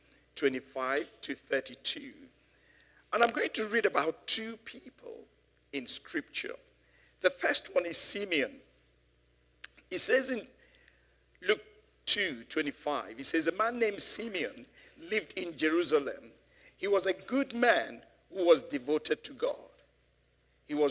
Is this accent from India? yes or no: no; Nigeria; now in London, United Kingdom; growing up in Nigeria some 60-something years ago